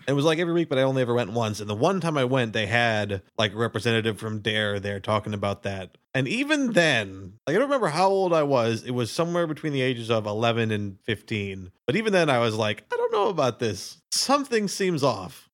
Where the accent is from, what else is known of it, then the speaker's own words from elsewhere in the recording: Minnesota, United States; we're from Minnesota, so we call it supper